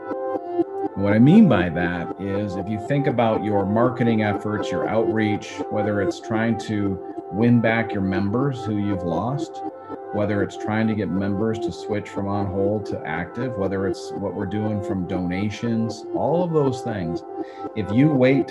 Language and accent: English; Flint, Michigan, United States; I grew up in the Flint, Michigan area